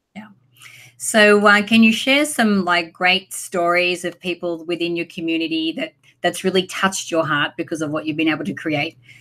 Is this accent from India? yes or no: no; Australia; moved away as an adult; also born or lived in Sydney, Australia / San Diego, United States; now in Los Angeles, United States; I moved from my hometown, like was a country town in Australia, to Sydney when I was 18